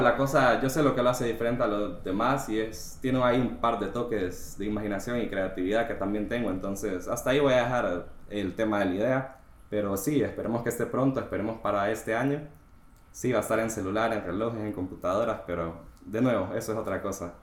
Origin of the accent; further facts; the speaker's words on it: Honduras; yo soy de Honduras, yo tengo 29 años